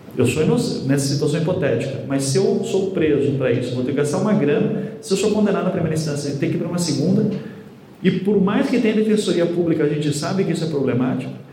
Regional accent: Paraná, Brazil; eu venho aqui do Paraná

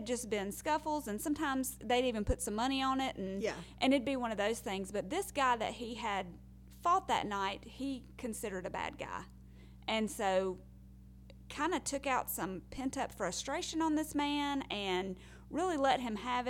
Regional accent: Alabama, United States; accent: thick; I'm from Alabama, and so I know my accent's kind of thick

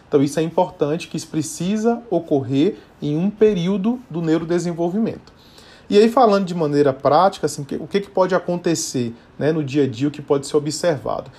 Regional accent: Bahia, Brazil; now in São Paulo, Brazil; sou natural da Bahia, mas moro em São Paulo já há vários anos também

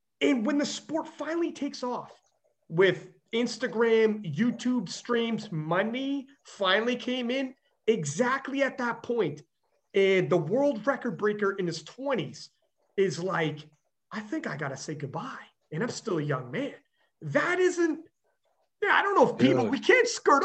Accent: Canada; I'm Canadian

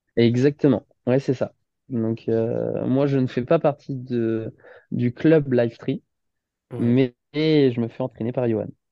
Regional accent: Saint-Nazaire, Pays de la Loire, France; also born or lived in Nantes / Paris / Dinard / Rennes; je suis de Nantes à la base et j'ai grandi à Saint-Nazaire depuis pratiquement 25, même pratiquement 26 ans.

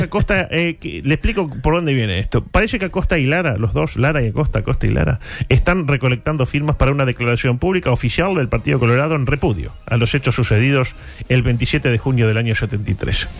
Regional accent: Uruguay; como uruguayos

